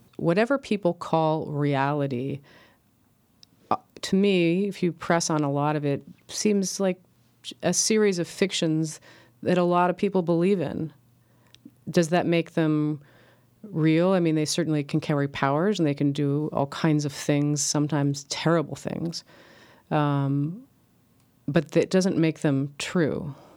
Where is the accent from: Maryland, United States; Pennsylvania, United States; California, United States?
California, United States; Los Angeles; the subdivisions I grew up with in L